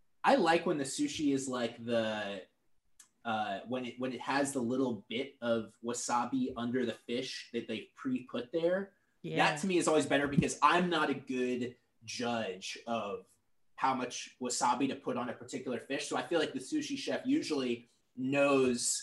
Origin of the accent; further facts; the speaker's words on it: Portland, Oregon, United States; moved away; I'm from Portland, Oregon originally